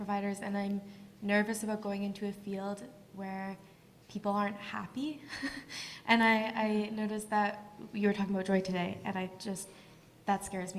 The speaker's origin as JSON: {"language": "English", "region": "Alberta", "country": "Canada", "moved": "yes", "lives_now": "British Columbia, Canada", "said": "I'm from Alberta."}